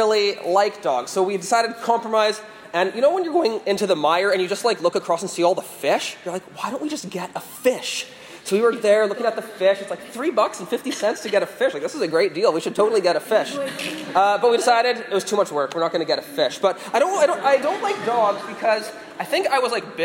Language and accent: English; Vancouver, British Columbia, Canada; moved away; I'm from Vancouver, Canada